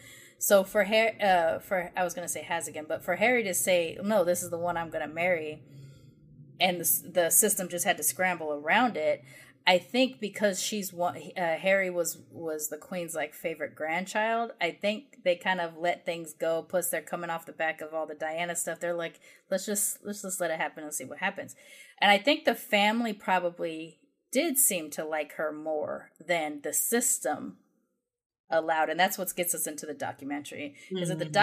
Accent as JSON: {"language": "English", "country": "United Kingdom", "said": "which is one of the hugest things as a British person to see your monarchs like literally mourning in front of you."}